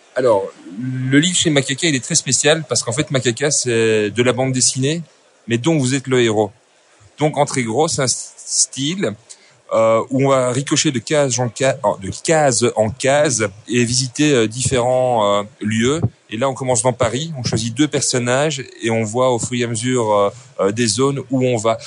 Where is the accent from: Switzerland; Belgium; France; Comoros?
Belgium; also born or lived in Brussels; Je suis belge, donc je suis artistiques, études artistiques 1, 2, 3 à Bruxelles